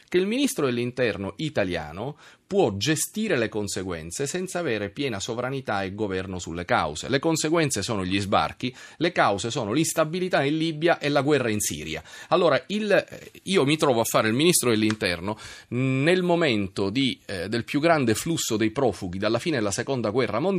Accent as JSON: {"language": "Italian", "town": "Rome", "region": "Lazio", "country": "Italy", "said": "Io sono di qua a Roma."}